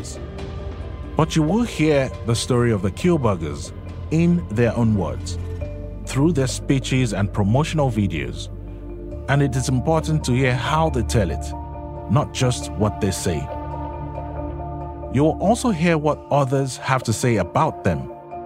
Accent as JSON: {"language": "English", "region": "Lagos", "country": "Nigeria", "tie": "born or raised there", "said": "I was born in Nigeria. I grew up surrounded by NGOs"}